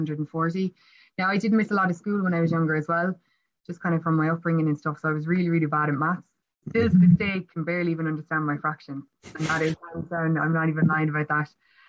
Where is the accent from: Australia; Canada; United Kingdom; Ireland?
Ireland; Ennis, Munster; moved away as an adult; now in Cork, Ireland; I am currently based in Cork City at the moment, but I grew up in Ennis in County Clare.